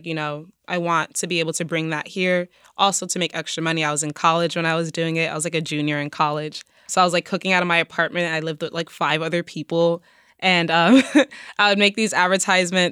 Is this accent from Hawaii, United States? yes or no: no; New York City, New York, United States; I grew up in the Bronx